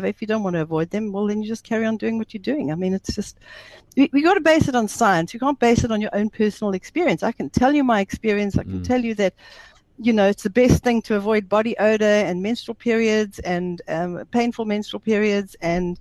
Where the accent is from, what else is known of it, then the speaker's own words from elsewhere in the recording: South Africa; also born or lived in Zimbabwe; I'm a South African, but I was born there. I left when I was 3 years old. So I grew up in a typical South African family